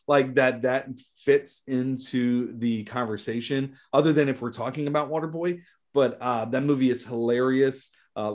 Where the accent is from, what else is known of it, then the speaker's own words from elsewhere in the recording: New Orleans, Louisiana, United States; we're both from the New Orleans area, Louisiana